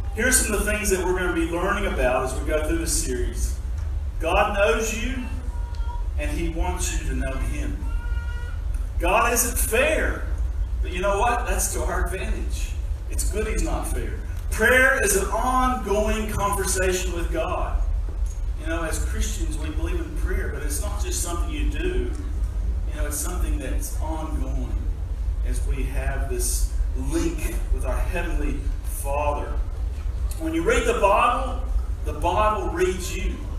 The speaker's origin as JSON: {"language": "English", "country": "United States", "also_born_or_lived": "Tasmania, Australia", "moved": "as an adult", "lives_now": "Australia", "said": "I'm an American that's been in Australia for just a few months"}